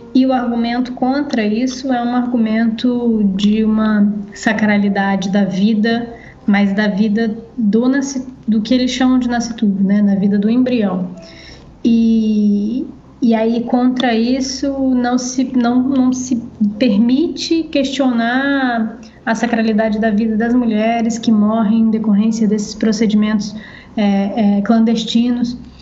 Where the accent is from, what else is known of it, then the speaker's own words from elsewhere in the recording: Brazil; a gente aqui no Brasil